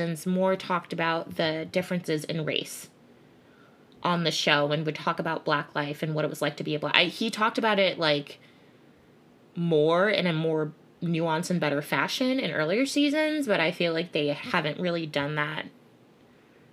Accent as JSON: {"language": "English", "region": "Connecticut", "country": "United States", "tie": "born or raised there", "also_born_or_lived": "Bridgeport, Connecticut", "said": "I grew up in Connecticut, which is permanently white."}